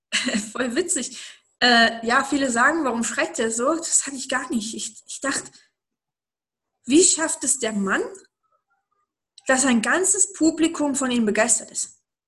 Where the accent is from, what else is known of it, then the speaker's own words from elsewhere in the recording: East Germany, Germany; ich bin aufgewachsen im Osten. Ähm, noch in der DDR geboren, aufgewachsen, dann aber nicht mehr in der DDR